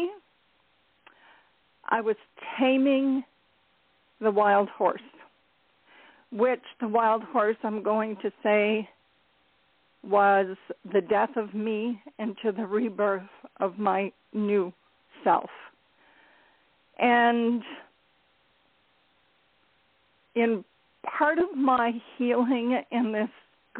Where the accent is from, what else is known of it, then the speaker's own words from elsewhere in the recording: Ontario, Canada; I am from Ontario, Canada